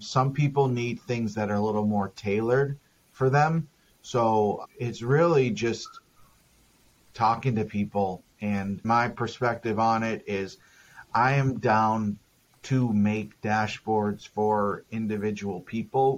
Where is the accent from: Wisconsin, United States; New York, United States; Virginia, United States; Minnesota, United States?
Minnesota, United States; also born or lived in Texas / Denver, Colorado / Los Angeles, California; now in San Diego, United States; I'm from Minnesota, and I've lived in Texas and Denver, Colorado, and California